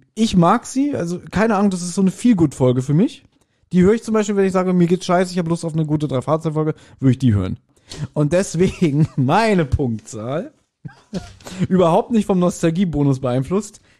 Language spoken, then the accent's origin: German; Berlin, Germany; Wir als, als Berliner haben zudem auch eine ganz andere Bindung.